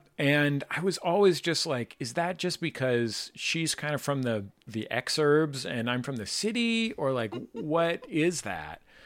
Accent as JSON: {"language": "English", "town": "San Francisco", "region": "California", "country": "United States", "tie": "born or raised there", "said": "I grew up in San Francisco with parents"}